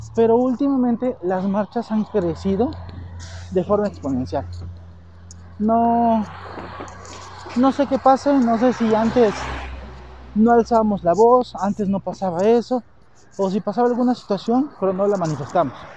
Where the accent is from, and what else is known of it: Mexico